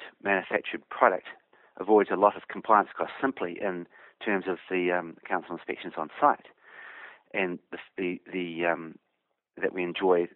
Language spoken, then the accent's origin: English; Hawke's Bay, New Zealand; moved away; I came from Hawke's Bay, so I grew up around risk takers